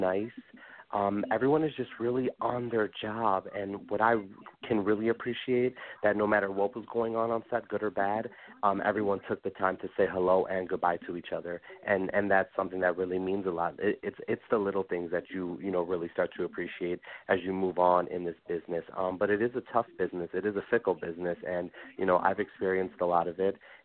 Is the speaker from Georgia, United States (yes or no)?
no; Des Plaines, Illinois, United States; also born or lived in Chicago / Park Ridge; I was born in Chicago, raised in Des Plaines